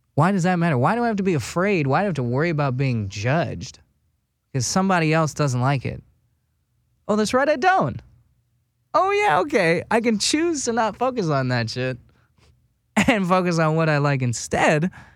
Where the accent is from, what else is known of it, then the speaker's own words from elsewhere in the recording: West Fargo, North Dakota, United States; moved away as an adult; now in Los Angeles, United States; I'm from West Fargo, North Dakota. Tiny fucking town.